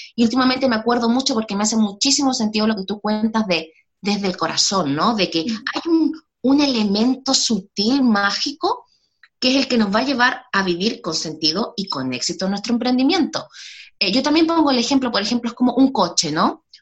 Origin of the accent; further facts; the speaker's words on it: Chile; moved away as an adult; now in Spain; Soy chilena, nací en Chile, pero hace ya casi 10 años que vivo en España